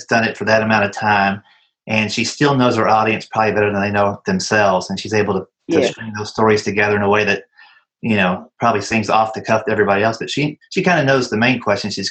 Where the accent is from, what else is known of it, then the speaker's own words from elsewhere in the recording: Kentucky, United States; now in Nashville, United States; Well, I'm in Nashville, Tennessee. I'm a country guy. I grew up in Kentucky and live down here in Nashville now